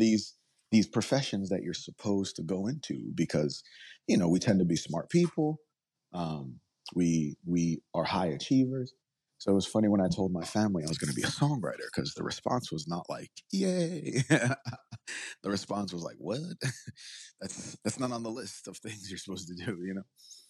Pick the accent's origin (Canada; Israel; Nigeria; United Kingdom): Nigeria; now in United States; I'm from Nigeria, so I'm the Igbo tribe.